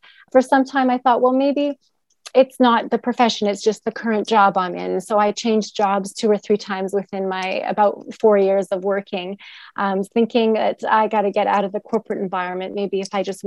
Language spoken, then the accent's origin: English; Edmonton, Alberta, Canada; moved away as an adult; also born or lived in Toronto, Canada; now in Turkey; I grew up in Edmonton, Alberta